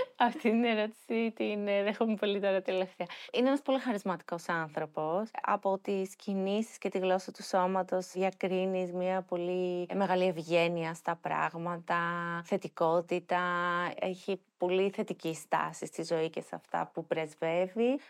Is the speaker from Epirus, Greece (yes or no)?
no; Athens, Attica, Greece; γεννήθηκα στην Αθήνα, μεγάλωσα στην Αθήνα